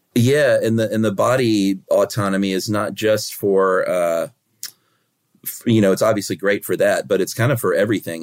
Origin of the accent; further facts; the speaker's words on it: United States; as an American